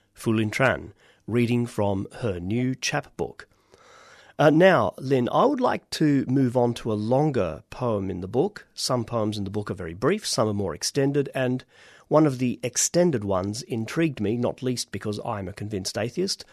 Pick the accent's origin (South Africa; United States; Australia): Australia; accent: Australian; our voices and accents as completely Australian